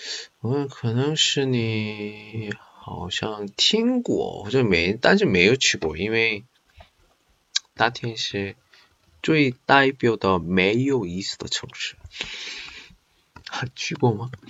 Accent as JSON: {"language": "Chinese", "town": "Qingdao", "region": "Shandong", "country": "China", "said": "我也是青岛人，就问那些好看的地方有吗？没有呀，青岛哪里有这好看的、好吃的呢？"}